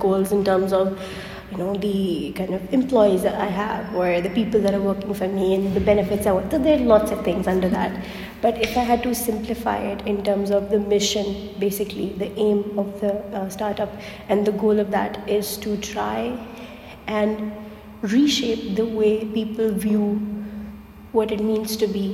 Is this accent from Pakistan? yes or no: yes; Pakistan; moved away as an adult; now in Turkey; I'm from Pakistan